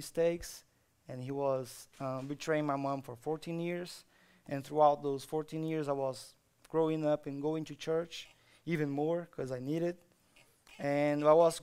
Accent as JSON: {"language": "English", "country": "Brazil", "tie": "born or raised there", "moved": "yes", "said": "So, I'm from Brazil. I grew up in Brazil"}